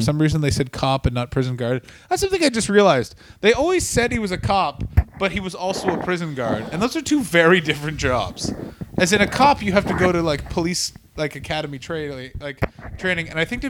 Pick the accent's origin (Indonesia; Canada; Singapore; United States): Canada; We're from Canada.